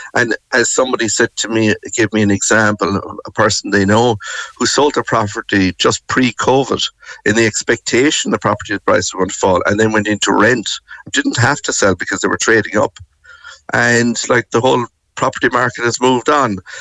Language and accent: English; Limerick, Munster, Ireland; moved away; I am from Limerick and I live very close to the city centre growing up